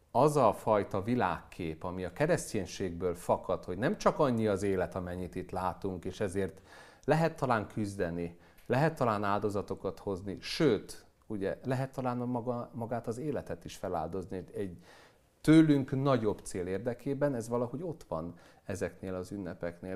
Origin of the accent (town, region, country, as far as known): Hungary